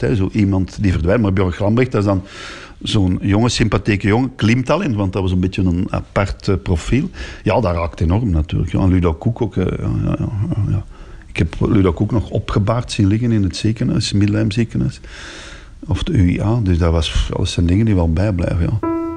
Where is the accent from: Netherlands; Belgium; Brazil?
Belgium; Antwerp, Flanders; Ik ben hier van Antwerpen